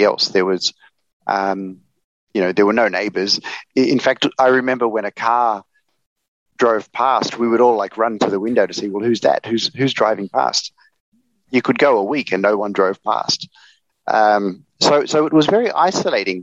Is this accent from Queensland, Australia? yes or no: no; Sydney, New South Wales, Australia; moved away as an adult; now in Hanoi, Vietnam; But I grew up in Australia. I was born in Sydney. And then when I was about 12, my family left the city, and we went to live on a block of land in northwestern New South Wales.